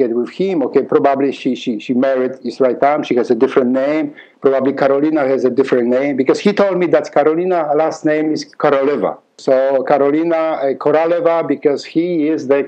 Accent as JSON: {"language": "English", "country": "Poland", "accent": "Polish", "second_language": "English", "moved": "yes", "lives_now": "Canada", "said": "I have that beautiful accent still. I'm Polish. I'm from Poland."}